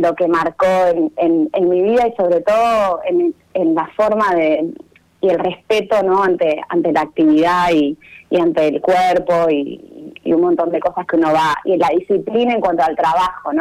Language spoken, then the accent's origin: Spanish; Necochea, Buenos Aires Province, Argentina; Soy necochense